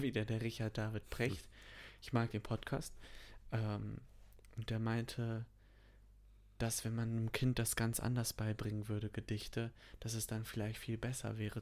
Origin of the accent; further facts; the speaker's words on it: North Rhine-Westphalia, Germany; dass ich in NRW zur Schule gegangen bin